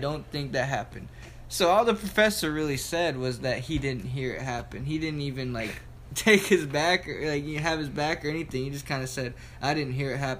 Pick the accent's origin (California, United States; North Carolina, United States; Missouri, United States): North Carolina, United States; Matthews; I'm from Charlotte, North Carolina. Well, I'm actually from Matthews, North Carolina, outside of Charlotte. And in my neighborhood, I grew up with a couple other people that make music as well